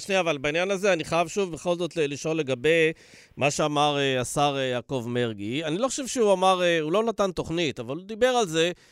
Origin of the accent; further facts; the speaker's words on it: Dimona, Southern District, Israel; בילדותי, בדימונה